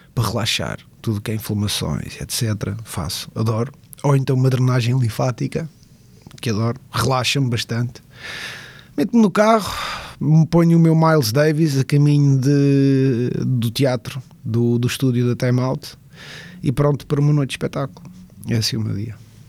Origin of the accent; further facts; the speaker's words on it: Pontinha, Lisbon, Portugal; moved away as an adult; also born or lived in Fafe / Rio de Janeiro / Matosinhos; now in Costa da Caparica, Portugal; na Pontinha vivi e na Pontinha me formei como, como homem, como pessoa, como ser humano